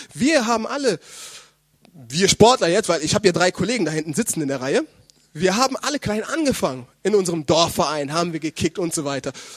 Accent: Germany; meine leiblichen Eltern, die ja auch in äh, Deutschland wohnen, dort wo ich herkomme

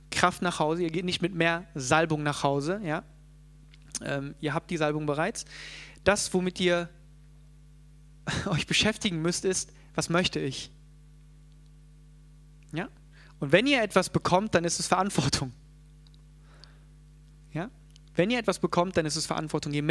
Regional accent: South Korea; born there; natürlich können wir sagen, ja, ich äh, bin geboren in Korea und ich lebe jetzt hier

